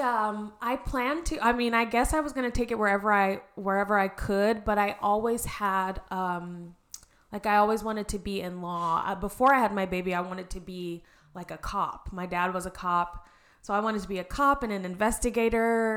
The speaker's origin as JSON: {"language": "English", "region": "Arizona", "country": "United States", "tie": "born or raised there", "also_born_or_lived": "Reno, Nevada", "said": "I am born and raised in Arizona. Um, grew up here, went to Red Mountain"}